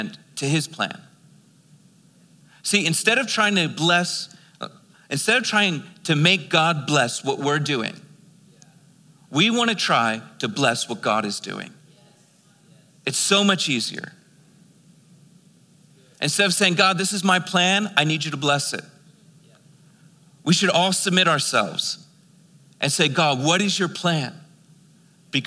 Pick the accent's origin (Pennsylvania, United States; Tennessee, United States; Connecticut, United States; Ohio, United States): Pennsylvania, United States; Philadelphia; now in Albuquerque, United States; I was born and raised in Philadelphia.